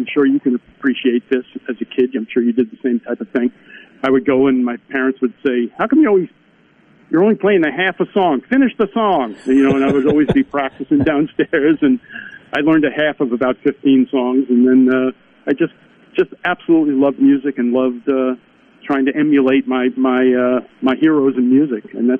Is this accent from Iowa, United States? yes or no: no; Mattituck, New York, United States; moved away as an adult; But yeah, I grew up on Eastern Long Island. Folks know where that is, right off of New York. Actually, it's a very small town in Long Island.